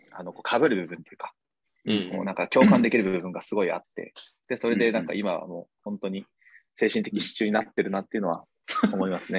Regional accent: Kumamoto, Japan; 僕はあの地元熊本なんで

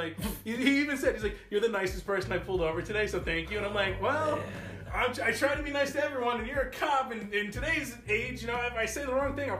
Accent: New Jersey, United States; now in Pennsylvania, United States; As the Wings knows, I'm from Jersey.

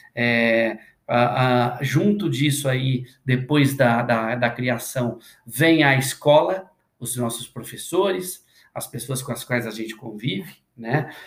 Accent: interior of Minas Gerais, Brazil; moved away as an adult; now in São Paulo, Brazil; Eu sou do interior de Minas e eu cresci ouvindo a minha mãe

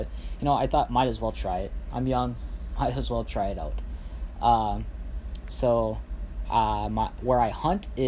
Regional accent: central Minnesota, United States; I am from central Minnesota

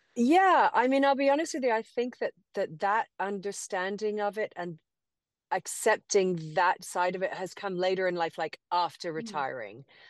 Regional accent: Cayman Islands; also born or lived in England; now in Austin, United States; born and raised in Grand Cayman, um, educated in England

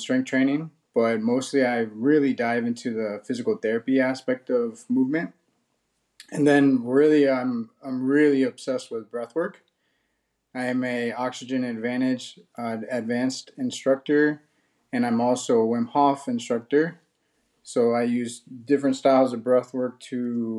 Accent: Miami, Florida, United States; I'm from Miami, Florida. And I grew up here playing sports

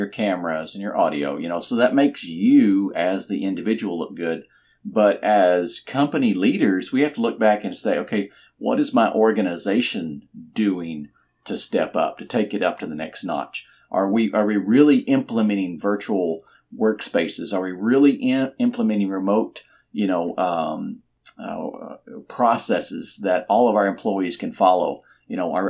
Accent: Texas, United States; I'm from Texas and we do think too much of ourselves

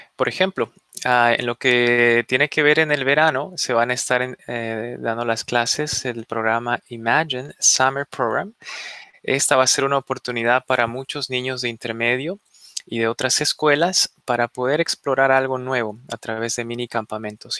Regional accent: Bolivia; now in Fairfax, United States; Yo vengo de una familia inmigrante, yo nací en Bolivia

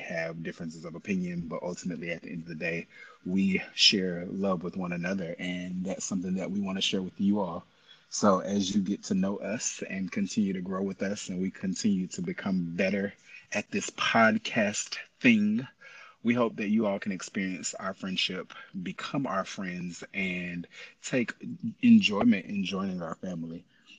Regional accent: Tallahassee, Florida, United States; also born or lived in Memphis; I'm originally from Tallahassee, Florida. Family was military. We moved around quite a bit. Eventually, we landed in Memphis. I spent most of high school in Memphis.

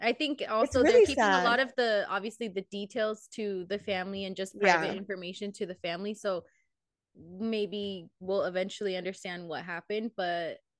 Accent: California, United States; So it just it hits home being that we're from the Bay and it's like it's close to home, I guess.

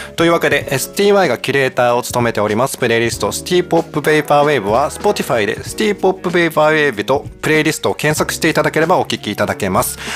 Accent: Kansai, Japan; moved away; 私はもう当時関西に住んでたから、まあ、コテコテの関西人なわけですよ

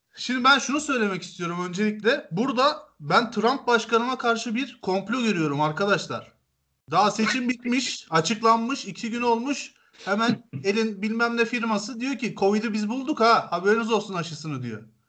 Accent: Turkey; Türküz biz

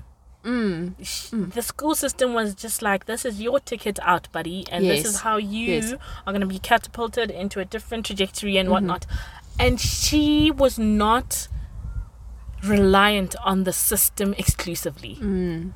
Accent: Limpopo, South Africa; I grew up in Limpopo, for like villagey, small town

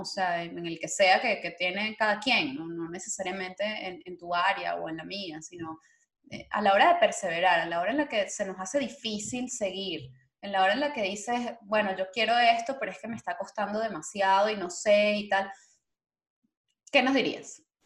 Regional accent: Venezuela; moved away; nuestro país, a nuestra, bueno, Venezuela

